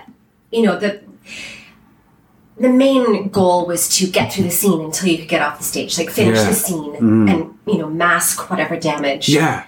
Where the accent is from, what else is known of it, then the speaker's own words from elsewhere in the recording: Victoria, British Columbia, Canada; moved away as an adult; also born or lived in Winnipeg / England; I grew up in Victoria, went to UVic, and then did a show at Bard on the Beach for a couple of shows, like a season, and then ended up getting a job in Winnipeg from that, and lived in Winnipeg for about 9 years